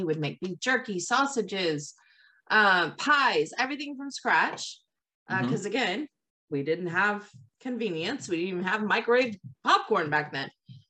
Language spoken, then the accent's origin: English; Gloucester, Massachusetts, United States; It's like me saying Boston, but yeah, it's really Gloucester.